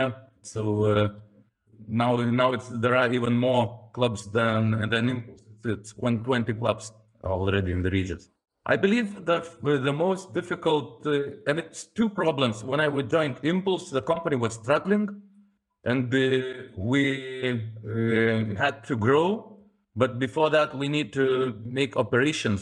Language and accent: English; Lithuania; we are from Lithuania, so it's more calm character